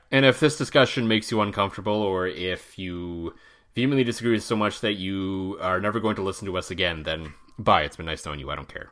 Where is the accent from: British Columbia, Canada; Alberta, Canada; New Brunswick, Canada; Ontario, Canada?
Ontario, Canada; moved away; both you and I grew up in Ontario